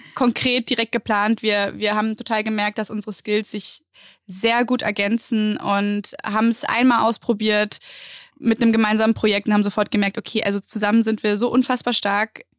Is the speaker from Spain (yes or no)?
yes; Mallorca, Balearic Islands, Spain; moved away as an adult; now in Berlin, Germany; ich bin ja auf Mallorca groß geworden